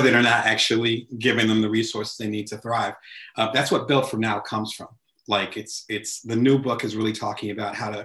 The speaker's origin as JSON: {"language": "English", "region": "New Jersey", "country": "United States", "moved": "yes", "said": "I'm originally from the East Coast, so back in Jersey"}